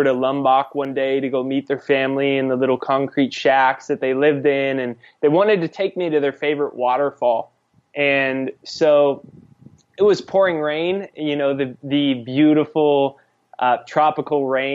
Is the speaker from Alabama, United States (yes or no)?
no; San Diego, California, United States; I grew up in San Diego